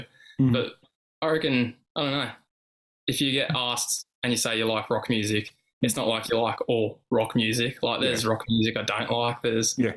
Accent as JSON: {"language": "English", "town": "Sydney", "region": "New South Wales", "country": "Australia", "tie": "born or raised there", "said": "born and raised in Sydney"}